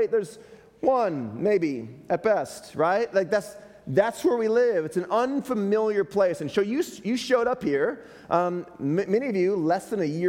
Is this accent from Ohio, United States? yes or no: no; Chicago, Illinois, United States; now in Utah, United States; I'm from Chicago